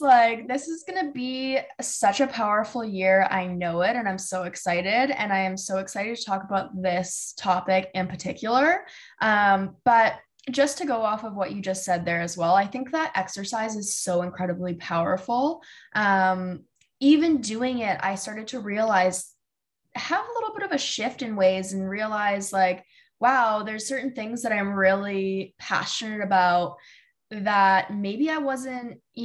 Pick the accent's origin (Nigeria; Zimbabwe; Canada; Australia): Canada; another Canadian girl